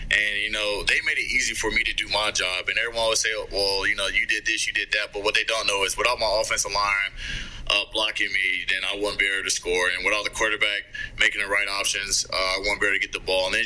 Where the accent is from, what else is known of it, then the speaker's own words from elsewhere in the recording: Ohio, United States; a lot of people you know that goes over a lot of our heads because we're from Ohio